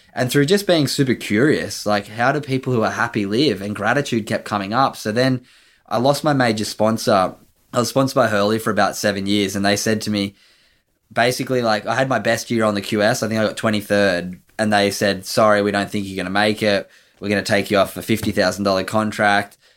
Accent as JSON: {"language": "English", "town": "Sydney", "region": "New South Wales", "country": "Australia", "tie": "born or raised there", "said": "I grew up on Sydney's northern beaches, a beautiful little town called North Narrabeen."}